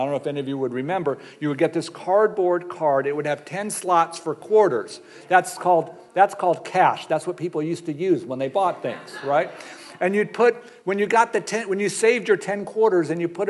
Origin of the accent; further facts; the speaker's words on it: suburbs of Los Angeles, California, United States; if you're a white liberal Jew raised in the suburbs of LA.